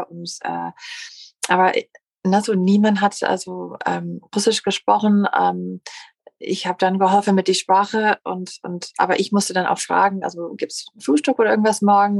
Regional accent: United States; German is a second language; moved away; als Amerikanerin

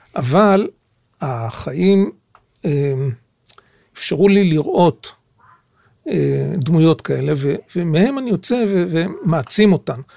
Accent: Jerusalem, Jerusalem District, Israel; יליד ירושלים, גדלתי בירושלים

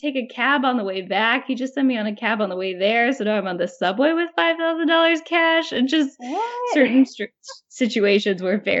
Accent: Midwest, United States; now in New York, United States; when I moved to New York as a Midwesterner, I felt like everybody had conversations by arguing

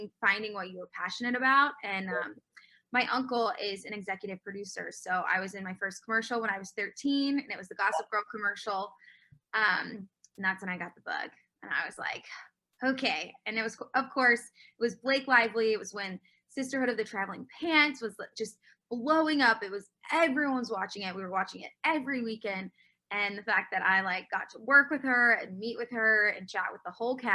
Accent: Jacksonville, Florida, United States; Born and raised in Jacksonville, Florida.

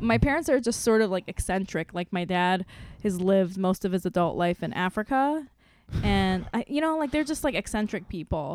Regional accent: South Korea; also born or lived in Saipan; now in United States; grew up mostly in Korea and on, on an island called Saipan

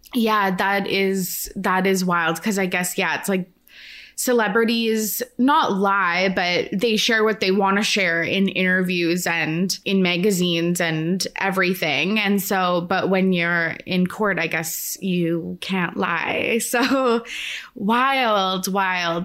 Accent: Canada; I'm Canadian

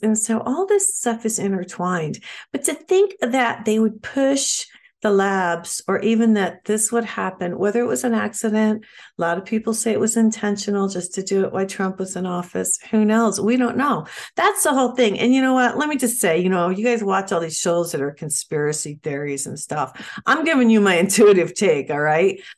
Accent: Ohio, United States; I was born and raised in Ohio

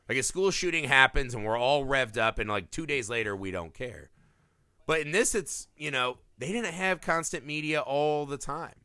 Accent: Midwest, United States; I grew up in the Midwest

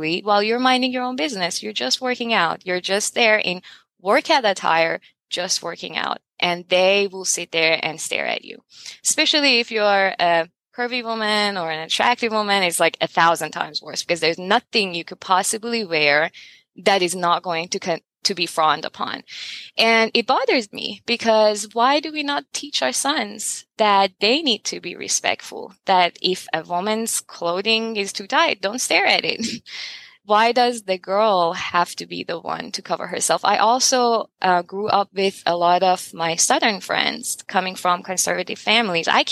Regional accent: Iran; now in United States; I grew up in Iran and I grew up in America

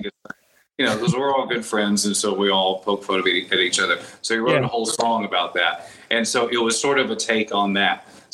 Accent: Texas, United States; but you know, I think a lot of that growth is from growing up in Texas.

